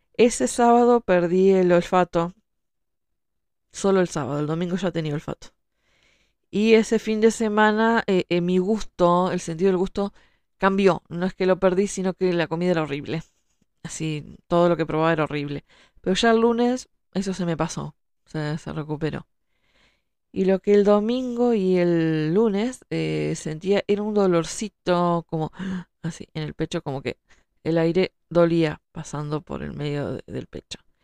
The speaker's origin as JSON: {"language": "Spanish", "country": "Uruguay", "said": "soy escritora, soy uruguaya"}